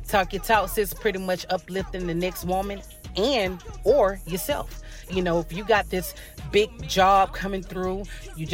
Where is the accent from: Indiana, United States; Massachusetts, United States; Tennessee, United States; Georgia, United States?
Georgia, United States; Atlanta; I am from East Atlanta